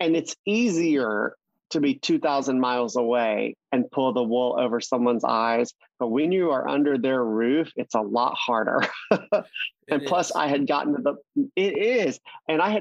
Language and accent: English; Mississippi, United States; moved away as an adult; also born or lived in New York City; now in Los Angeles, United States; I grew up in Mississippi